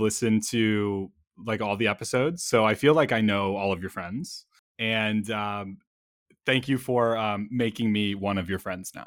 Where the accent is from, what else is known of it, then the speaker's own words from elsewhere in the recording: Chicago, Illinois, United States; I am from Chicago